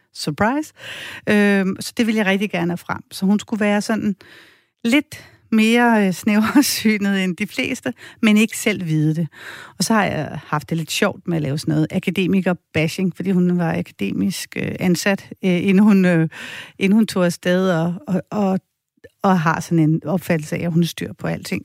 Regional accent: Denmark; jeg er fra Danmark

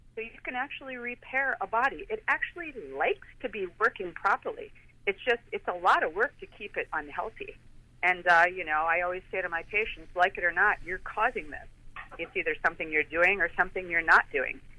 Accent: Chicago, Illinois, United States; now in Clearwater, United States; being from Chicago

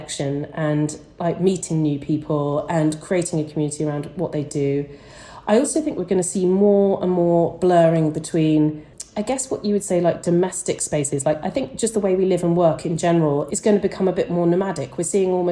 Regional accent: United Kingdom; I'm British

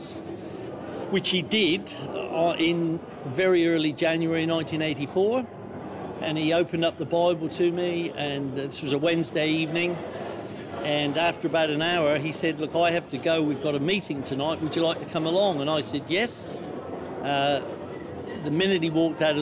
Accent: England, United Kingdom; also born or lived in Whyalla, Australia / Kadina, Australia; now in New Zealand; I'm English

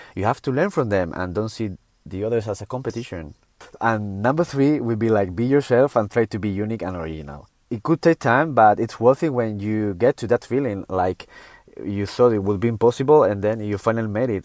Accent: Canary Islands, Spain; I'm from Canary Island and we have such a paradise here

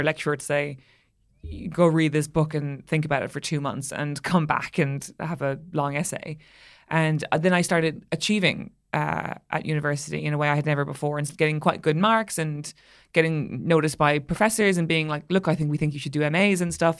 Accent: Ireland; being an Irish person

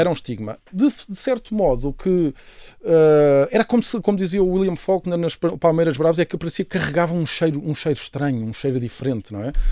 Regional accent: Lisbon, Portugal; born or raised there; also born or lived in Mozambique / Angola

